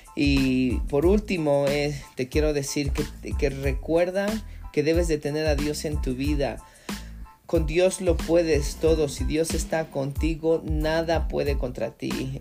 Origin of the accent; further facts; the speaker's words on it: Mexico; moved away; en mi país, en México